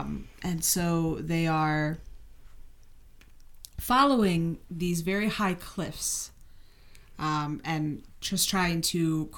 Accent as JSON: {"language": "English", "region": "Wisconsin", "country": "United States", "tie": "born or raised there", "moved": "yes", "lives_now": "Michigan, United States", "said": "I say soda as well because that's what I grew up in Wisconsin saying."}